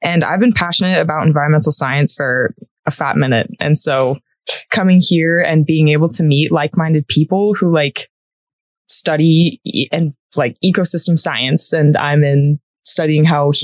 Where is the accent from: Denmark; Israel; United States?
United States; San Diego, California; moved away as an adult; now in Colorado, United States; I am from San Diego, California